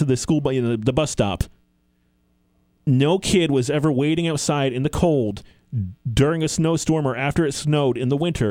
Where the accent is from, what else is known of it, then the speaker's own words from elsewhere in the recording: New York, United States; growing up in New York